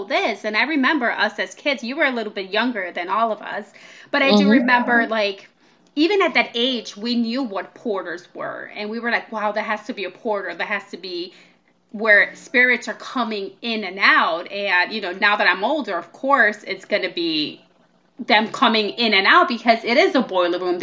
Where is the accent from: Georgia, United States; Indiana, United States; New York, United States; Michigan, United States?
New York, United States; New York City; we grew up in Washington Heights in New York City.